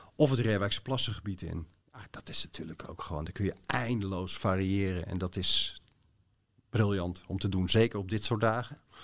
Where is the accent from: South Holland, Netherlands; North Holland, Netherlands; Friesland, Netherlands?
South Holland, Netherlands; Bodegraven; in de, buurt van Bodegraven, waar ik ben opgegroeid